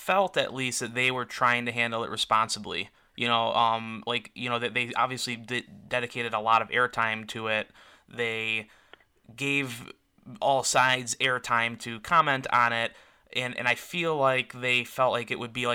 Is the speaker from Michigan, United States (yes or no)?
yes; Detroit, Michigan, United States; we're also both from the Detroit area